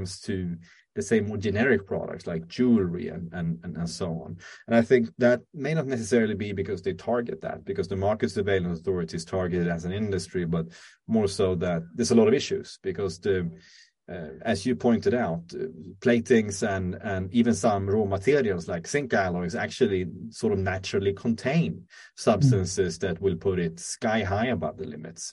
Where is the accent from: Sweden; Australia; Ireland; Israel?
Sweden; in Sweden, where I'm from